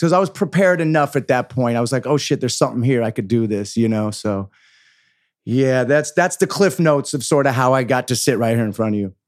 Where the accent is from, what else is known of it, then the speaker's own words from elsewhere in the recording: San Francisco, California, United States; moved away as an adult; also born or lived in Los Angeles; I grew up in San Francisco with hippie parents